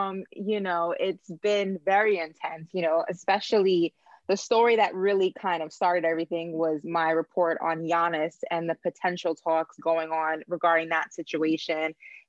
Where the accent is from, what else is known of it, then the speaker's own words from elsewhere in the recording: New York, United States; moved away as an adult; now in Miami, United States; my connections being from New York and then starting my career here in Miami